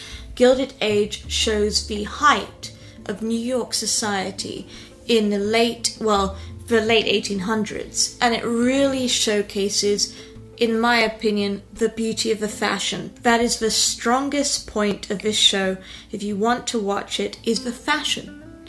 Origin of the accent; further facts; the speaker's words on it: United Kingdom; now in North Carolina, United States; being British